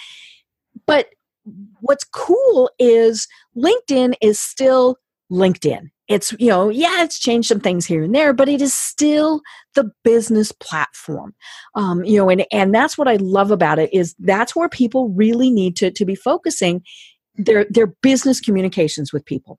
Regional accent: Colorado, United States; Colorado, my home state

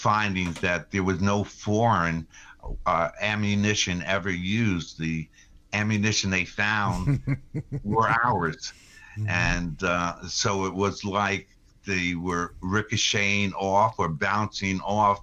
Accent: Putnam County, New York, United States; coming back to my hometown, married, a little family, and wanting to get into the job market, and found myself running for political office. I loved the community I lived

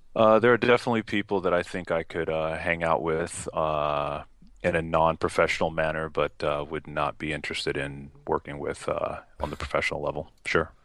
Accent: Los Angeles, California, United States; moved away as an adult; also born or lived in Bronx, New York / Utah; now in Seattle, United States; moved out to L A when I was about three

